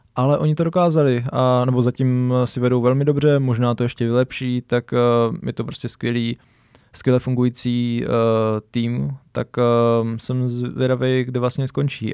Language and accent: Czech; Brno, South Moravian Region, Czechia; jsme tady z Brna